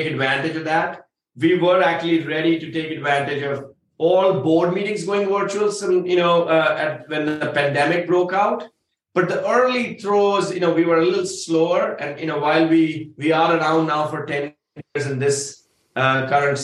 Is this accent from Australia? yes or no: no; India; I say that as an Indian. Cows are sacred from where I come from.